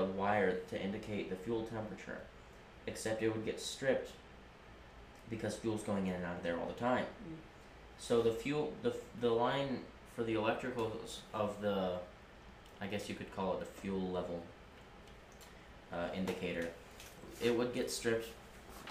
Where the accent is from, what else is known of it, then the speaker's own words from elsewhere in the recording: United States; here in America